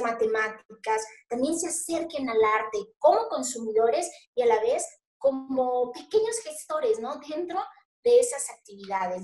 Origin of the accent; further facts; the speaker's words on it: Mazatlán, Sinaloa, Mexico; also born or lived in Torreón / Colombia / Mexico City; yo nací aquí en Mazatlán. Nací aquí, bueno, nací en Mazatlán, eh, la licenciatura y bueno, todo lo que es mi formación básica la estudié allí